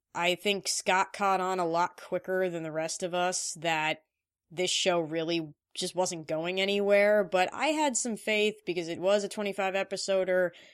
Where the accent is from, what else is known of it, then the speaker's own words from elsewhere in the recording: India; I am Indian